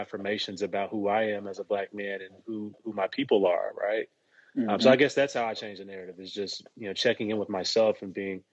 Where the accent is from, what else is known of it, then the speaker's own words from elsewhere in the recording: Dallas, Texas, United States; I'm from Dallas